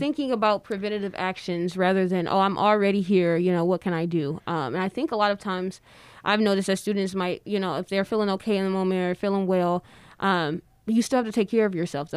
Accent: Detroit, Michigan, United States; I'm from Detroit

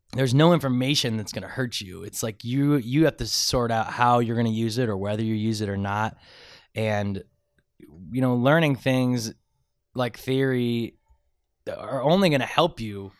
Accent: Medina, Ohio, United States; I grew up in Medina, about 45 minutes south of Cleveland, but I'm from Northeast Ohio.

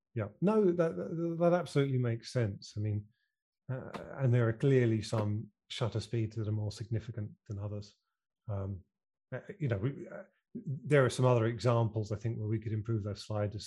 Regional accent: United Kingdom; accent: British; my funny British accent

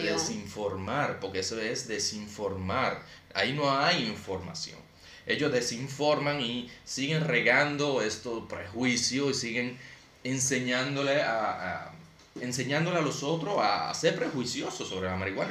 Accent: Santo Domingo Este, Distrito Nacional, Dominican Republic; yo crecí en Alma Rosa primera

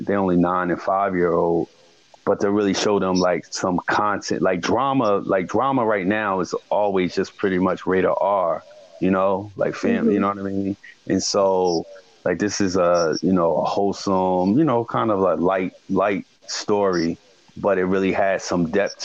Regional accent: East Orange, New Jersey, United States; I come from East Orange, North New Jersey, the urban

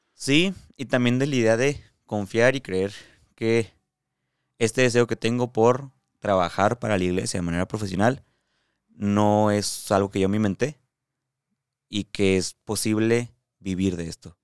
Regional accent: Mexico; aquí en México, en mi realidad, en mi país, en mi cultura

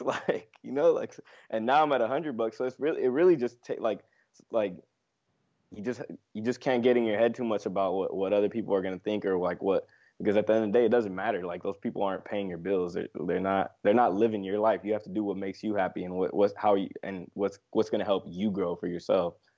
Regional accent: Los Angeles, California, United States; I'm from L A, born and raised here in L A, Los Angeles, California, the West Coast.

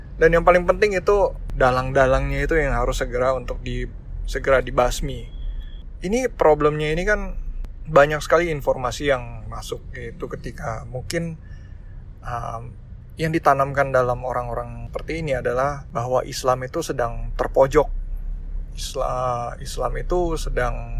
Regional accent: Indonesia; ras gue Chinese ya gue keturunan warga keturunan tapi gue orang Indonesia

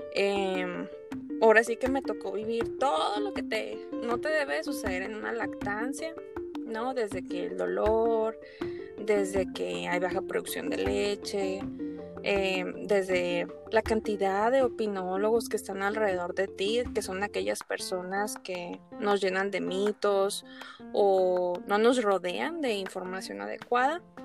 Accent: Torreón, Coahuila, Mexico; now in Hermosillo, Mexico; yo soy originaria de Torreón Coahuila

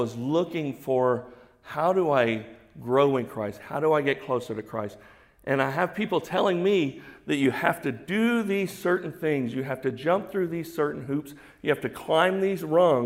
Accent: Houston, Texas, United States; I'm from Houston.

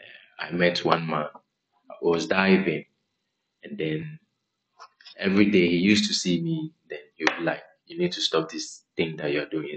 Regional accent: Aplaku, Volta, Ghana; I'm from Aplau, okay, the Volta region of Ghana. And I moved in and around. So all my childhood is, I spent it within the water bodies

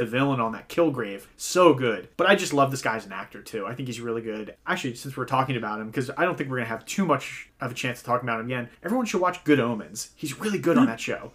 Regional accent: Ireland; as an Irishman

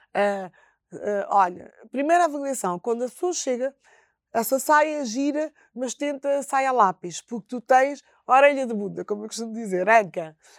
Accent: Bissau, Guinea-Bissau; moved away; em Bissau eh, que é a minha terra

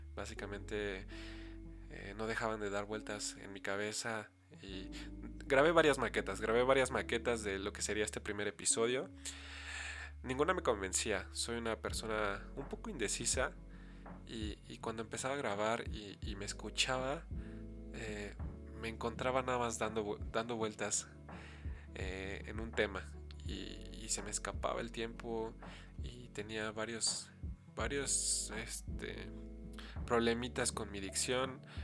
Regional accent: State of Mexico, Mexico; Soy originario del Estado de México

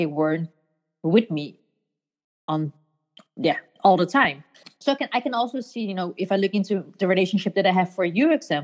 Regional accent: Netherlands; moved away as an adult; now in Copenhagen, Denmark; these not so rich, but crazy Asians, growing up in Holland, raised with Asian values and beliefs

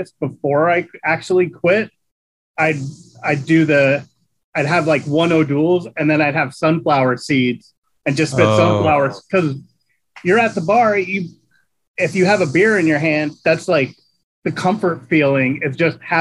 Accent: Catasauqua, Pennsylvania, United States; also born or lived in Allentown, Pennsylvania; I was born right outside of in Allentown, but I grew up in Catasauqua, which is a small town right there

